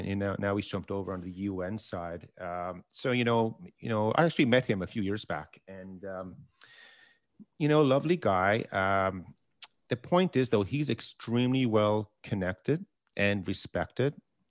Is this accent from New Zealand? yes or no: no; Canada; And as Canadian investors, we tend to only focus on the private sector, and specifically, you know, the Canadian listed energy companies and so forth.